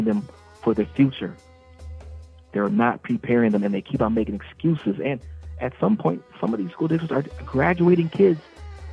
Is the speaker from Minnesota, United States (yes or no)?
yes; St. Paul, Minnesota, United States; as a black man born and raised in St. Paul